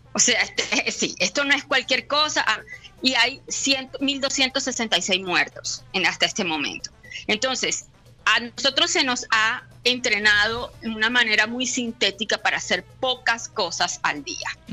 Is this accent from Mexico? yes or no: no; Barranquilla, Atlántico, Colombia; moved away as an adult; now in Bologna, Italy; Yo me fui de Barranquilla hace 19 años